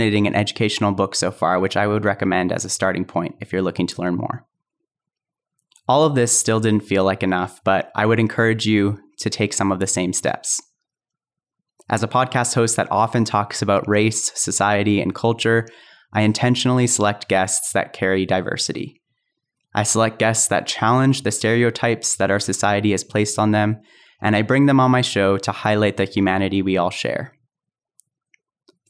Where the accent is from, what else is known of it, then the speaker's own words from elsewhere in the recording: Calgary, Alberta, Canada; growing up in Calgary